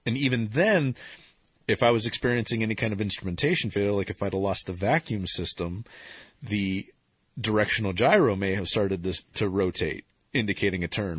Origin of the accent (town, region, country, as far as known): Ohio, United States; born or raised there